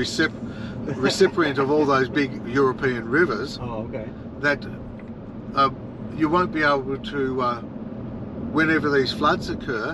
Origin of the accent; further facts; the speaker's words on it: Australia; moved away as an adult; now in Marco Island, United States; We've been there 20 years. We're Australian.